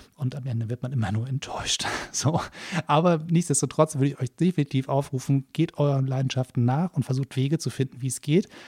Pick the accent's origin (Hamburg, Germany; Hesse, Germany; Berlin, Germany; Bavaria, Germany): Hamburg, Germany; Hamburger versucht Kölsch zu sprechen